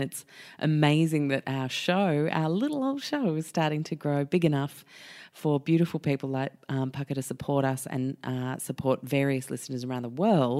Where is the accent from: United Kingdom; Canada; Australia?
United Kingdom; London; moved away; I was born in London in England